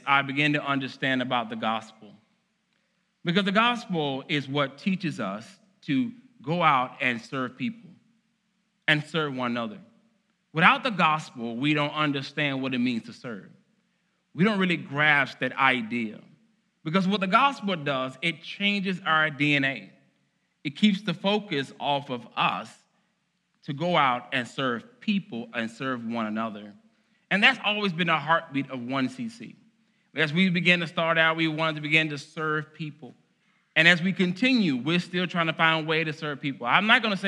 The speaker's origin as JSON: {"language": "English", "region": "Arkansas", "country": "United States", "tie": "born or raised there", "moved": "yes", "said": "Growing up in Arkansas, which I still believe has the best barbecue"}